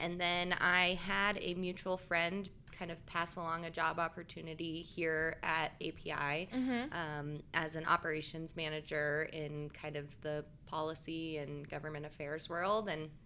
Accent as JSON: {"language": "English", "town": "Aurora", "region": "Colorado", "country": "United States", "tie": "born or raised there", "said": "I am actually a Colorado native, so born and raised. I grew up in Southeast Aurora"}